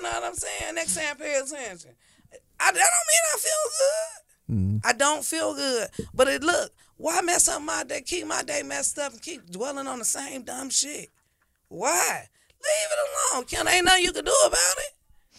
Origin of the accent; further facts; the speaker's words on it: Dayton, Ohio, United States; Because we're from Dayton, Ohio. Houses cheap down there.